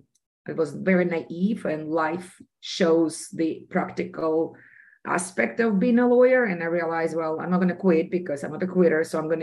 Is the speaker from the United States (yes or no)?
no; Russia; And I was very passionate about this because of my personal experience growing up in Soviet Union. I grew up in a secret city where a bomb was made, and every activity that we had as individuals was monitored.